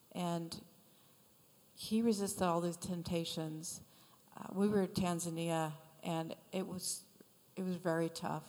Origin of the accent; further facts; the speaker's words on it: Michigan, United States; moved away; I'm from Michigan